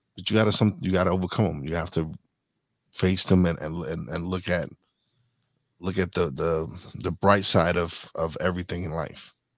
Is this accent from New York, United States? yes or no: yes; Brooklyn, New York, United States; I was born in Brooklyn, raised in Brooklyn